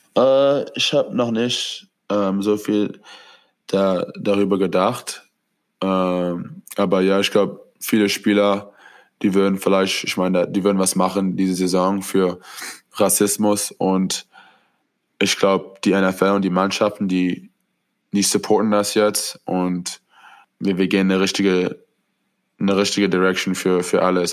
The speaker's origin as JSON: {"language": "German", "area": "Orange County", "region": "California", "country": "United States", "tie": "born or raised there", "said": "hier in Orange County ist es, hier wo ich lebe, wo ich, als ich kleiner war"}